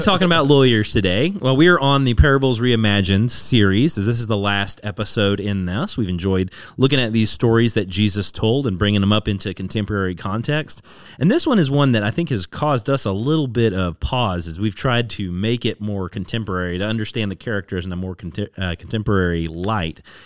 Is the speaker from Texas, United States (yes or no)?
yes; DFW area, Texas, United States; now in Austin, United States; I grew up in the DFW area